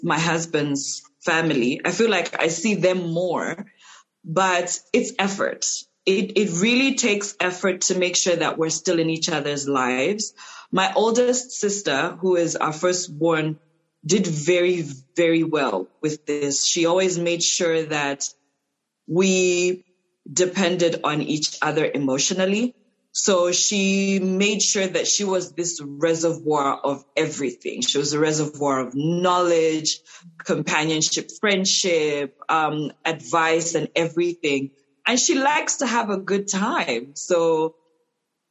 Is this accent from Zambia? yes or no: yes; Ndola, Copperbelt Province, Zambia; also born or lived in Luanshya; I grew up in Ndola, actually. I was born in Luansha